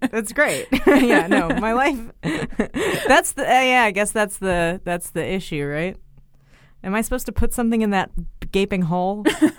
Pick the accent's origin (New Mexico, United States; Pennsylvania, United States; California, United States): California, United States; Bay Area; moved away as an adult; now in New York, United States; I'm from the Bay Area